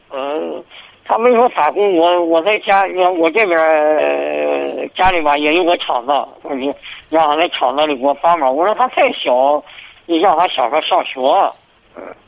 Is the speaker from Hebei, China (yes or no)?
yes; Xingtai, Hebei, China; 我是石家庄，呃，邢台这边的